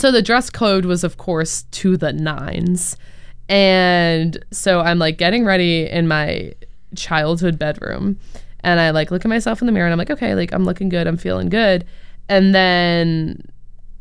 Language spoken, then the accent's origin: English; North Shore of Boston, Massachusetts, United States; moved away as an adult; also born or lived in Reading, Massachusetts; now in Chicago, United States; I'm from the North Shore of Boston and I go to school here in Chicago.